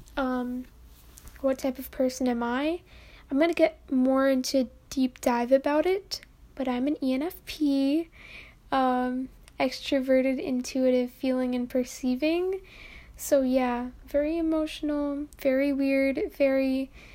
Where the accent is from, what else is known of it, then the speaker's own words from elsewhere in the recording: New York, United States; I'm from New York.